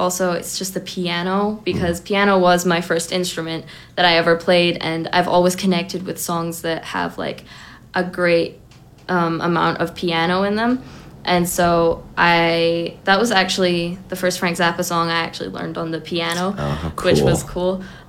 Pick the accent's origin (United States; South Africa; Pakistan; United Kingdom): United Kingdom; Scotland; born there; Yeah, I was born in Scotland.